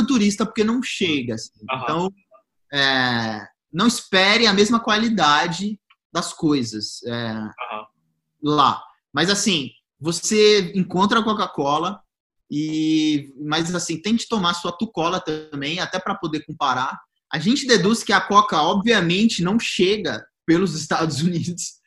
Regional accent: Goiás, Brazil; eu sou de Goiás

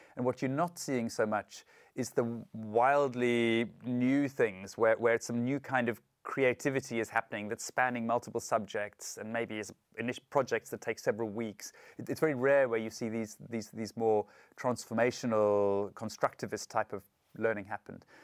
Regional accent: South Africa; I'm from South Africa

